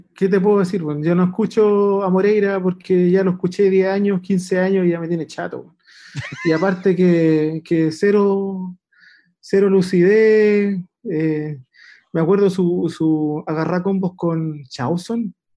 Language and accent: Spanish; Puente Alto, Santiago Metropolitan Region, Chile; Yo soy de Puente Alto